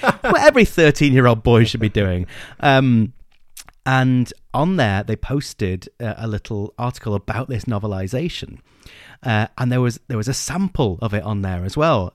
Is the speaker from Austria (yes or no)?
no; England, United Kingdom; we're English